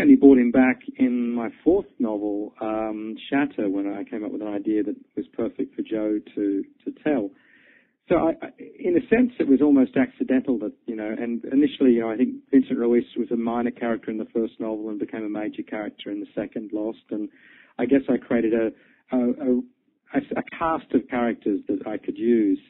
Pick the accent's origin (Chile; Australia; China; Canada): Australia; moved away as an adult; also born or lived in London, United Kingdom; I was born and bred in Australia, but I spent a lot of time working in, in the UK on Fleet Street